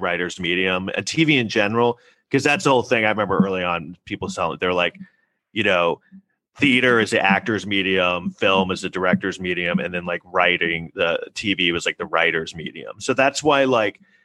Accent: New York City, New York, United States; we grew up in New York City in the 80s

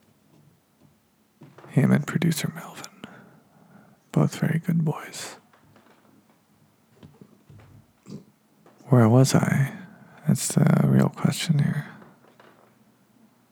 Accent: Reno, Nevada, United States; now in Los Angeles, United States; I'm from Reno, Nevada, so that desert's different than down here

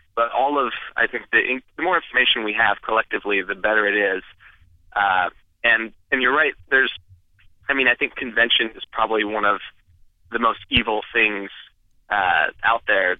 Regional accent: Idaho, United States; I grew up in Idaho

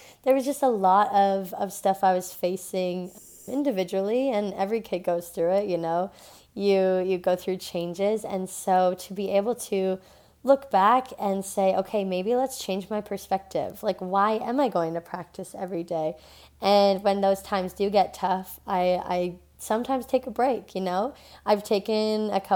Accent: Thunder Bay, Ontario, Canada; I was raised in Thunder Bay, Ontario

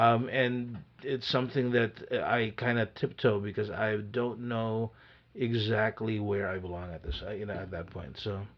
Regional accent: Van Nuys, California, United States; also born or lived in Panorama City; You know, Van Nuys, Panorama City.

